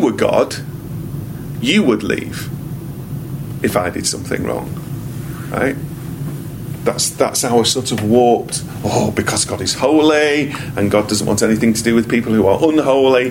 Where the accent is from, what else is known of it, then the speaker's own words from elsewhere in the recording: United Kingdom; I am a citizen of GBR, Great Britain. I am a British citizen.